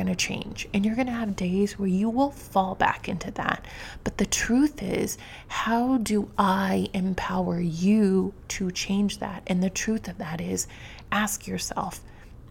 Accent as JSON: {"language": "English", "town": "New York City", "region": "New York", "country": "United States", "said": "Being a New Yorker, I have traveled by subway often"}